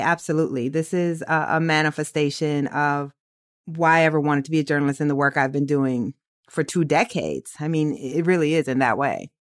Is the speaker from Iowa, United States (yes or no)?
yes; Waterloo, Iowa, United States; I'm from Waterloo